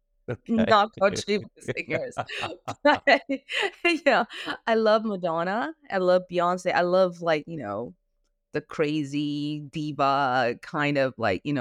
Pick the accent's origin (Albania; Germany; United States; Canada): Canada; accent: Canadian; also born or lived in Singapore / London; Well, I was raised in Singapore and Canada, and I was also in London for a little while.